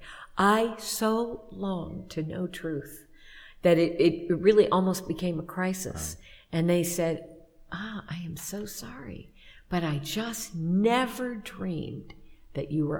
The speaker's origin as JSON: {"language": "English", "town": "Champaign", "region": "Illinois", "country": "United States", "tie": "born or raised there", "moved": "yes", "said": "It was Champaign High School, Champaign-Urbana is my hometown"}